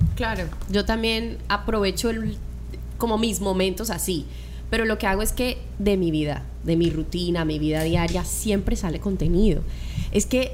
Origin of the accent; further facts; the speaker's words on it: Colombia; now in Miami, United States; estoy con el corazón en Colombia y estoy con el cuerpo acá en Miami